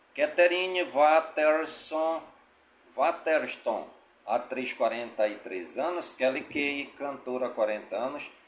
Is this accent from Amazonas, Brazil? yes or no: yes; Careiro da Várzea, Amazonas, Brazil; now in Manaus, Brazil; Eu que sou lá do Careiro da Várzea